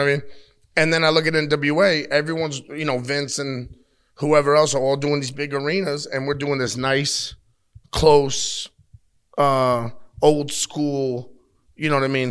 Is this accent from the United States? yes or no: yes; New York, United States; I, I come from New York